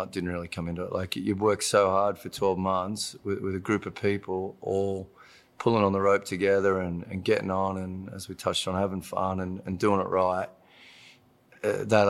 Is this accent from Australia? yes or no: yes; Australia; moved away as an adult; now in Los Angeles, United States; So to go back to my home state, go to live in my home city